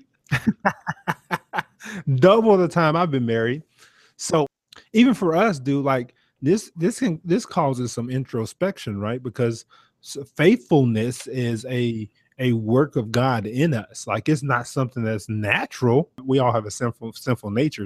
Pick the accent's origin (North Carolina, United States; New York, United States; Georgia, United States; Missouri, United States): Georgia, United States; Brunswick; I'm from Brunswick, Georgia